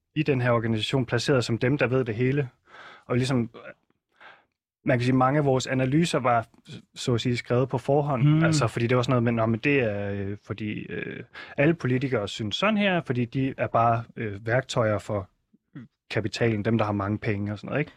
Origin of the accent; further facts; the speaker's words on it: Southern Jutland, Southern Denmark, Denmark; jeg er opvokset i Sønderjylland